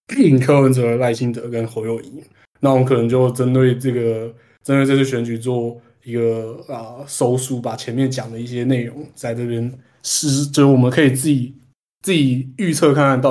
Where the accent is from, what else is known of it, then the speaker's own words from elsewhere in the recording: Taipei, Taiwan; 我作为一个台北台北人，我可以就近观测到